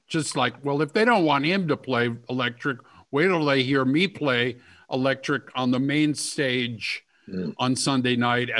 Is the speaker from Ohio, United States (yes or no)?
yes; Cleveland, Ohio, United States; I grew up in Cleveland.